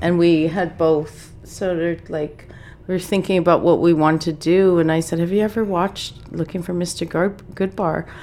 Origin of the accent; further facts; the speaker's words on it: Saskatchewan, Canada; growing up in Saskatchewan